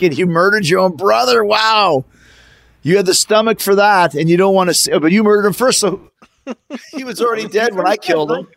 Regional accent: Canada; we're all Canadian.

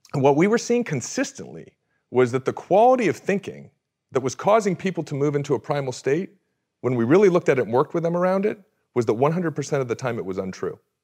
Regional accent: Orange County, California, United States; I grew up in Orange County, California

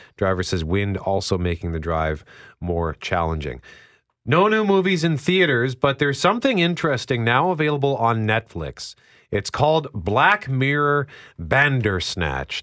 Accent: Winnipeg, Manitoba, Canada; never lived anywhere but Winnipeg

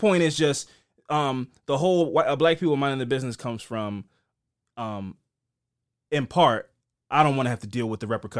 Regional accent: Essex, Maryland, United States; And I come from we grew up in Essex.

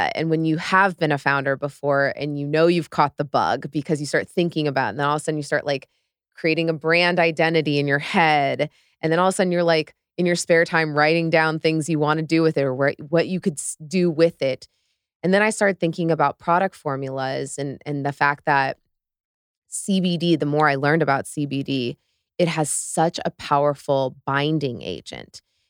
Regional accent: Midwest, United States; because I was raised in the Midwest, pretty conservative upbringing

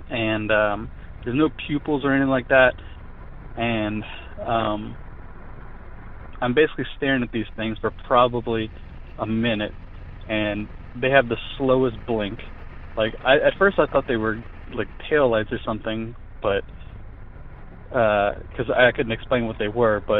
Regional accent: Lafayette, Louisiana, United States; Um, I am from Lafayette, Louisiana, and uh, my my story.

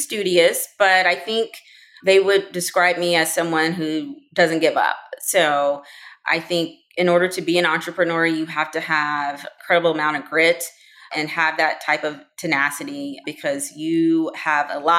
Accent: DeSoto, Texas, United States; I grew up in DeSoto, Texas, which is a suburb of Dallas

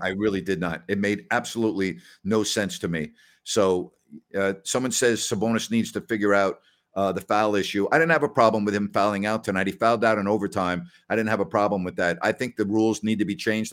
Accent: New York City, New York, United States; also born or lived in Decatur, Illinois; I'm from New York.

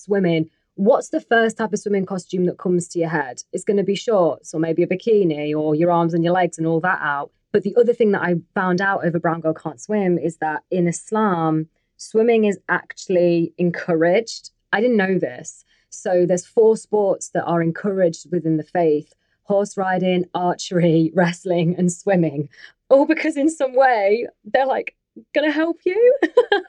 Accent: England, United Kingdom; I'm a British Pakistani woman, a Muslim woman

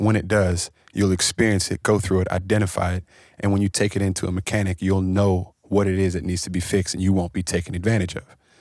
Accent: Washington, District of Columbia, United States; I come from Washington, D C, where we don't have the music scenes

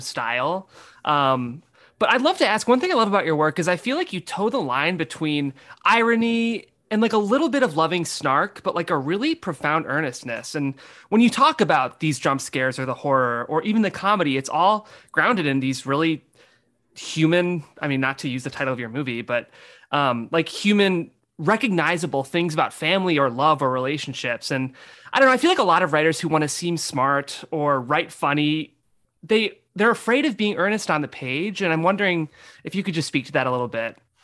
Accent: Midwest, United States; moved away; I'm from the Midwest. I moved to a city

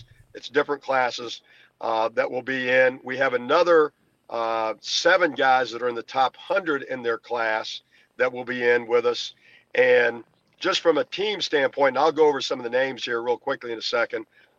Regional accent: Indiana, United States; also born or lived in Kentucky; Actually, I was born in Kentucky, grew up in Indiana

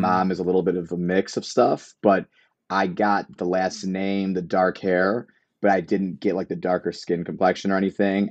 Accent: Chicago, Illinois, United States; I'm from Chicago, born and raised.

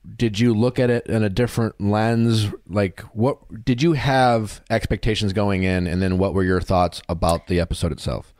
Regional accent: Wisconsin, United States; growing up in Wisconsin

